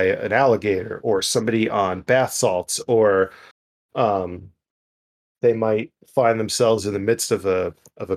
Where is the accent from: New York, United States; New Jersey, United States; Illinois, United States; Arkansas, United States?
New Jersey, United States; I grew up in North Jersey and called it pork roll